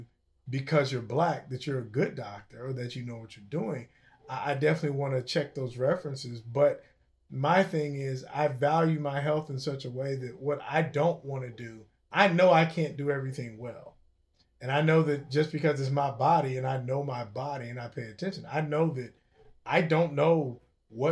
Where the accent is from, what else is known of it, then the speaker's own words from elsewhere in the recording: Cincinnati, Ohio, United States; I'm from Cincinnati.